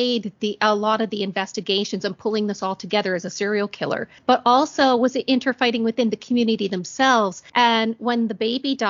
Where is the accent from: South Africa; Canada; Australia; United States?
Canada; also born or lived in Ontario, Canada; I'm from Canada, and a lot of people just presume that we say A or a boot. I don't say a boot